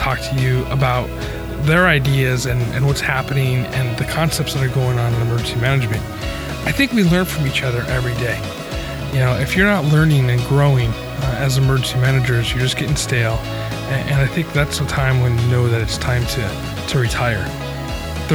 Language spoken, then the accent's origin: English; Albany, New York, United States; now in California, United States; I grew up in Albany, New York